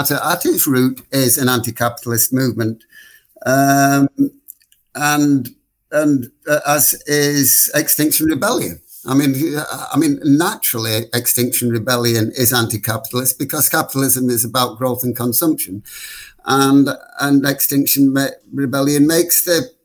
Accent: Blackpool, North West England, United Kingdom; moved away; back in my hometown of Blackpool

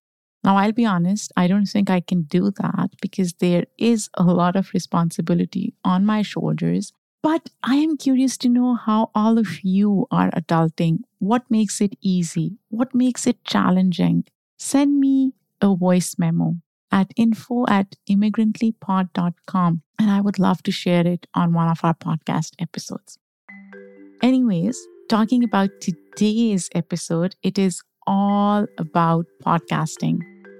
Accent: Pakistan; now in United States; By the way, I grew up in Pakistan. So when I initially moved to the US, I did not like the sun.

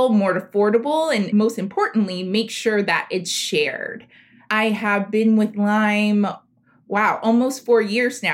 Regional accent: South Florida, United States; also born or lived in Liberty City, Miami; I am from South Florida. My family is from an historically Black area of South Florida called Liberty City.

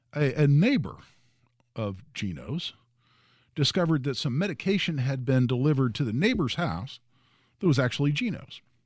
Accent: Indiana, United States; I'm from Indiana.

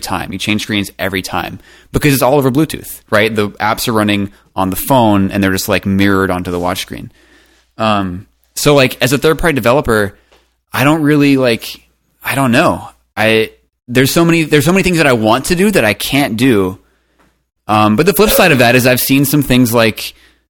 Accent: East Coast near DC, United States; moved away as an adult; now in California, United States; I'm from the East Coast near DC

